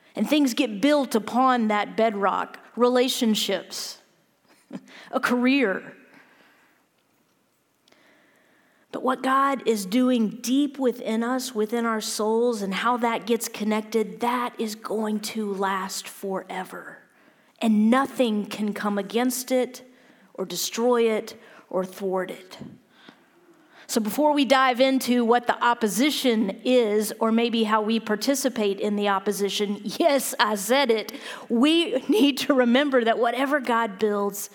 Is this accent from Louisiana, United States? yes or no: yes; Louisiana, United States; I'm from Louisiana